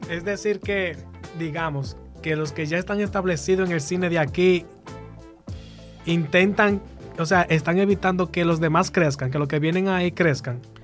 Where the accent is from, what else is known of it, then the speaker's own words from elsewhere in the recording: La Vega, Dominican Republic; Yo que soy de La Vega